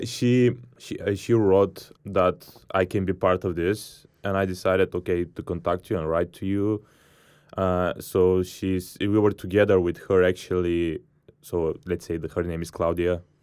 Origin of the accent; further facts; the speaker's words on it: Bulgaria; I'm from Bulgaria